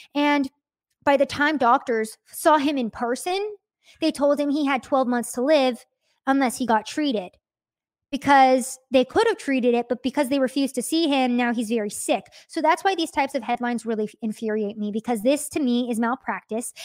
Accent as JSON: {"language": "English", "country": "United States", "said": "we're all American citizens"}